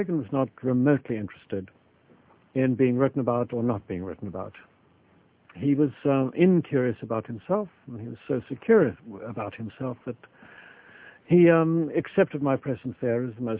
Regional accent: Kenya; also born or lived in South Africa / London / New York City; now in United States; I'm actually Kenyan by birth.

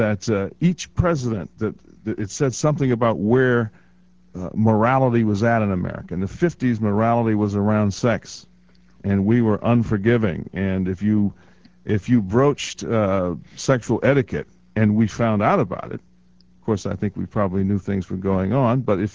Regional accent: Phoenix, Illinois, United States; I grew up in segregated Chicago. I grew up in Phoenix, Harvey, South, went to Thornton High School in a time when everything was segregated.

